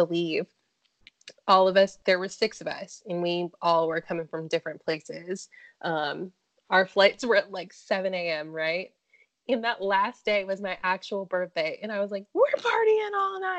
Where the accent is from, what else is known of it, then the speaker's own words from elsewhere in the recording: Charleston, South Carolina, United States; moved away as an adult; now in Florida, United States; I'm from Charleston